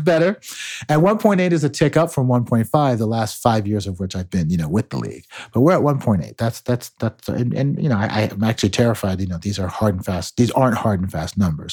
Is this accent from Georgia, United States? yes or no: no; Margate, Florida, United States; moved away as an adult; also born or lived in Chicago, Illinois / Nashville, Tennessee / Ann Arbor, Michigan / New York City; now in New York, United States; I was born in Chicago, but grew up in Margate, Florida